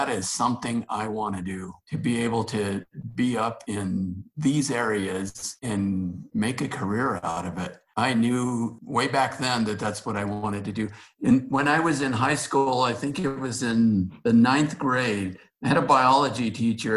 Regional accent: Antonito, Colorado, United States; I am a Valley native. I grew up on the Conejos River west of Antonito.

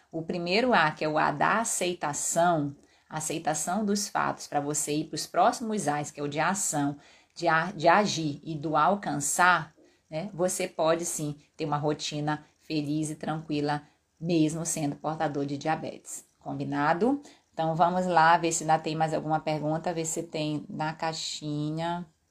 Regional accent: Pará, Brazil; moved away; da minha terra, lá do Pará

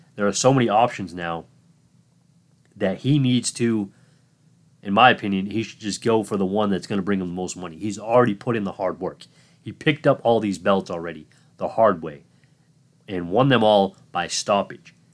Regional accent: Massachusetts, United States; Massachusetts, my home state

